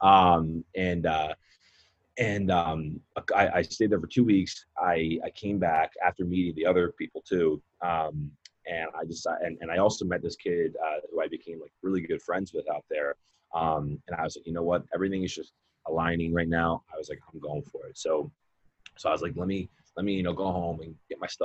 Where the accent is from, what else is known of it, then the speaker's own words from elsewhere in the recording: Philadelphia, Pennsylvania, United States; moved away as an adult; also born or lived in Scottsdale, Arizona; I'm from Philly